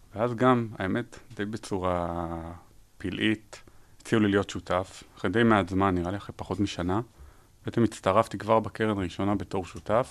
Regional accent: Israel; moved away; also born or lived in United States; נולדתי בישראל, גרתי בארצות הברית

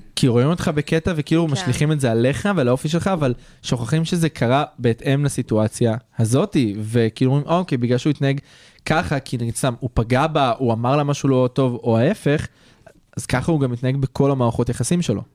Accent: Israel; אנחנו גברים ישראלים

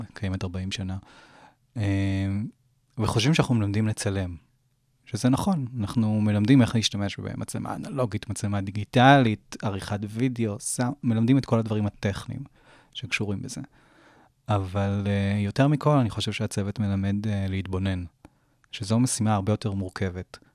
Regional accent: Jerusalem, Jerusalem District, Israel; now in Jaffa, Israel; אני ירושלמי במקור

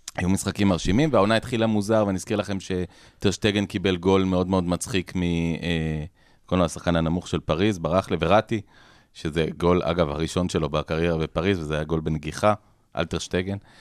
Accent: Israel; כילד שגדל בשנות ה-80 בישראל

